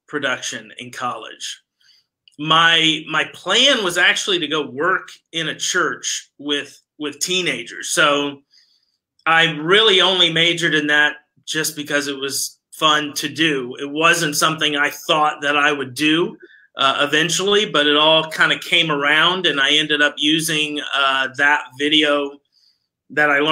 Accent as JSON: {"language": "English", "town": "Orlando", "region": "Florida", "country": "United States", "tie": "born or raised there", "also_born_or_lived": "Miami, Florida / North Carolina", "moved": "as an adult", "lives_now": "Texas, United States", "said": "we eventually moved up to Orlando, and that's where I grew up, and it was there all the way up until I came out to Texas and went to Baylor University out here in Texas, you know, when I was around 18 or so"}